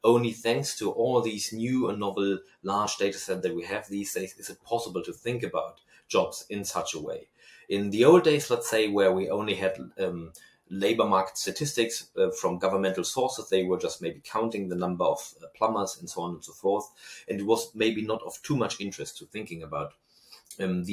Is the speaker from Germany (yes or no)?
yes; Germany; accent: German; my German accent